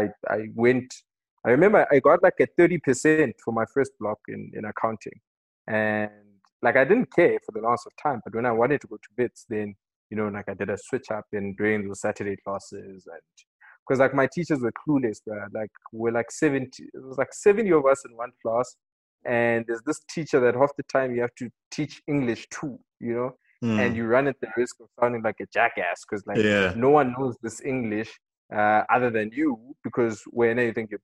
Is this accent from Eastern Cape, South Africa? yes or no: no; Katlehong, Gauteng, South Africa; Ikuruleni, in a township called Katlehong. So born and bred